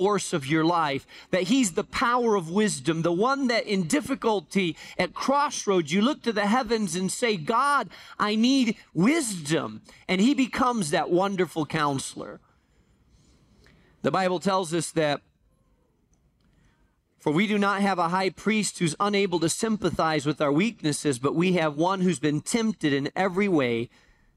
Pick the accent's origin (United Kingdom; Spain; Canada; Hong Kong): Spain; moved away; I grew up in Spain